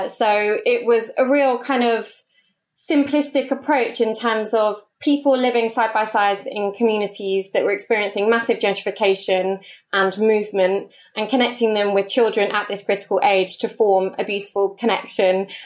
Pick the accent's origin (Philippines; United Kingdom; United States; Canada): United Kingdom; London; So I am a born and bred Londoner, first and foremost. I grew up in Hounslow, West London